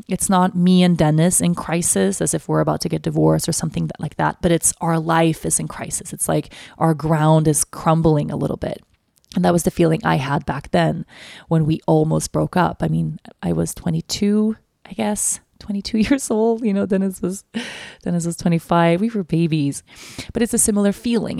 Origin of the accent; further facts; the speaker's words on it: Sweden; moved away; Sweden as my home country